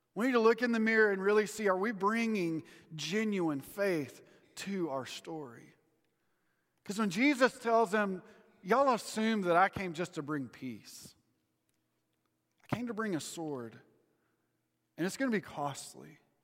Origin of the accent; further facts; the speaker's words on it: United States; as an American